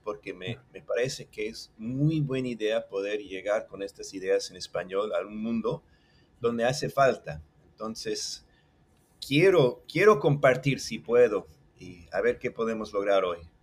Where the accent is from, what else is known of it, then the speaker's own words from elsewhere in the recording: Mexico City, Mexico; accent: chilango; Spanish is a second language; now in Puerto Rico; El español lo hablo bastante bien, me, llevo bien, pero lo aprendí de chiquito en México. Eh, decimos que tengo acento chilango